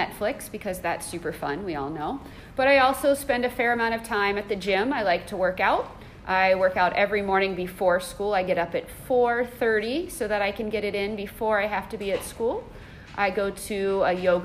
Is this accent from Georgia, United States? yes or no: yes; Savannah, Georgia, United States; moved away; also born or lived in Ohio; I am originally from the United States. I was born in Ohio, but moved to Georgia. So when I say that I'm going home, it means that I'm going to Savannah, Georgia.